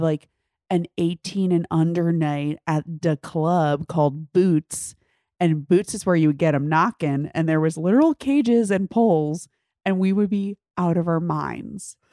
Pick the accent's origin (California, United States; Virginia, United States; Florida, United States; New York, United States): New York, United States; I can do the accent because I'm from New York